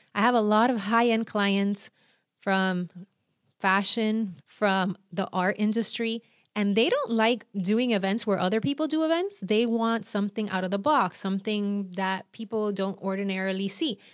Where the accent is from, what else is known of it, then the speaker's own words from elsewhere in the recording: Puerto Rico; accent: Puerto Rican; now in Miami, United States; I'm from Puerto Rico, and I live in Miami